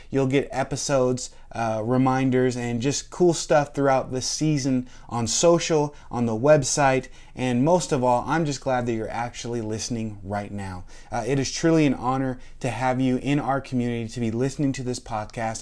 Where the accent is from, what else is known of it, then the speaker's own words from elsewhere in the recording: Washington, United States; now in Florida, United States; I grew up in Washington State, and we had Mount Rainier